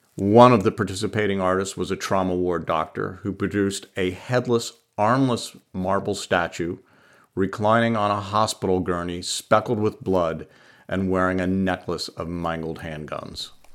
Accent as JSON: {"language": "English", "town": "Pittsburgh", "region": "Pennsylvania", "country": "United States", "tie": "born or raised there", "said": "Boris and I grew up together in Pittsburgh, Pennsylvania in the sixties"}